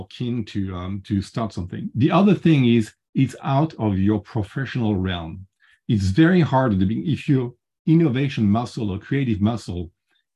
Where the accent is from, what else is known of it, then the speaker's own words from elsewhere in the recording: France; accent: French; English is a second language; I'm French and I can't get rid of my French accent